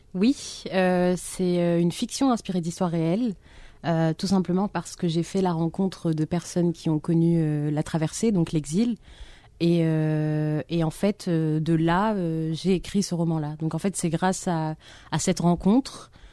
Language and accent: French; Algiers, Algiers Province, Algeria; now in France; mon enfance à Alger